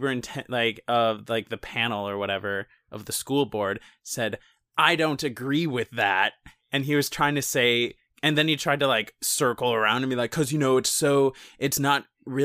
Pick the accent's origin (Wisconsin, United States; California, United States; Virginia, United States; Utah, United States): Wisconsin, United States; I'm from Wisconsin